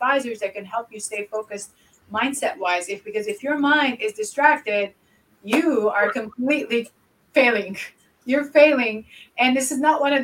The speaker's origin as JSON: {"language": "English", "country": "Lebanon", "tie": "born or raised there", "moved": "yes", "said": "I grew up in Lebanon and, most of my childhood was in war"}